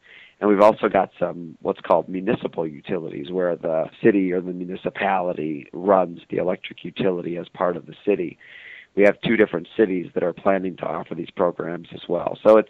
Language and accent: English; Iowa, United States; And I grew up in Iowa, and my parents are conservative Republicans.